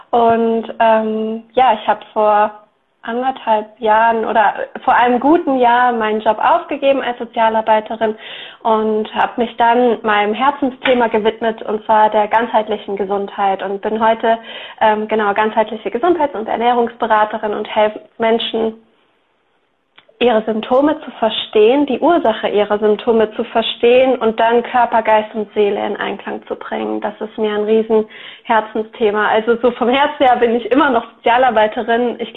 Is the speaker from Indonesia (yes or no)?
no; Eifel, Germany; now in Rottweil, Germany; ähm, und ich komme aus der Nähe von Rottweil. Das liegt zwischen Stuttgart und dem Bodensee. Mhm. Und ursprünglich komme ich aber aus der Eifel. Also ich bin in der Eifel aufgewachsen, in einem ganz kleinen Dorf